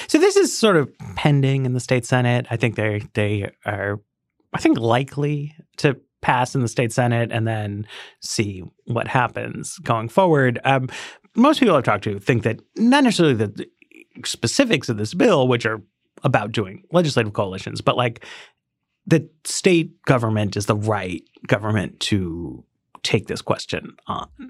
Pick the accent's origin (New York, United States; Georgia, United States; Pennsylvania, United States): New York, United States; New York City; I grew up in Greenwich Village